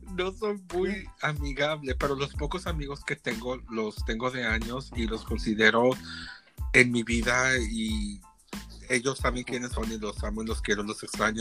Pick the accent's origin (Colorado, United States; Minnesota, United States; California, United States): California, United States; Lompoc; also born or lived in Tepatitlán, Jalisco, Mexico; now in Phoenix, United States; Me crié en California, en un lugar que se llama Lompoc, California, y está cerca de Santa Bárbara.